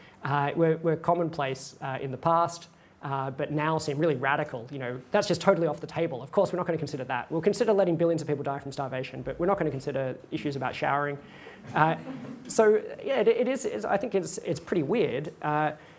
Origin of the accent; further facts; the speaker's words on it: Australia; I'm an Australian